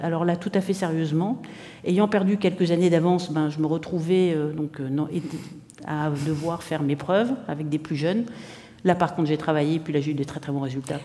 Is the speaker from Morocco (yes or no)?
yes; Morocco; also born or lived in Spain / New York; now in Montreal, Canada; je suis née en Espagne, j'ai grandi au Maroc